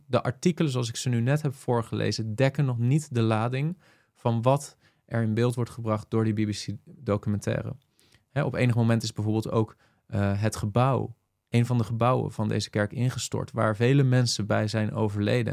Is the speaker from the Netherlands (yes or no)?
yes; Netherlands; velen van ons als Nederlanders